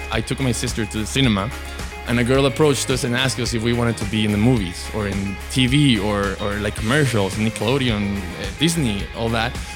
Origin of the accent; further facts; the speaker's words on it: Mexico; my grandparents and parents and myself were born in Mexico into a very big Jewish community